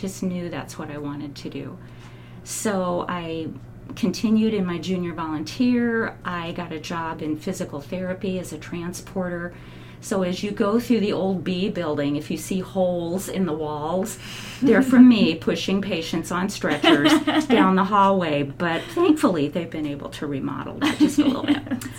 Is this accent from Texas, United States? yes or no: no; Albany, Oregon, United States; moved away as an adult; now in Salem, United States; I was born down in Albany, mm-hmm. and lived there most of my life, moved up here to Salem in 2005.